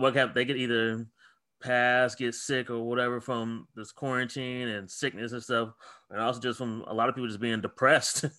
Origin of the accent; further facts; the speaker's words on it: Ohio, United States; I'm from Ohio